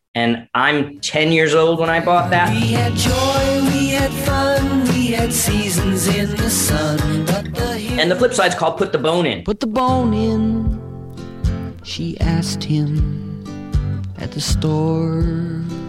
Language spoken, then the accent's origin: English; Newington, Connecticut, United States; growing up in Newington, Connecticut, right outside of Hartford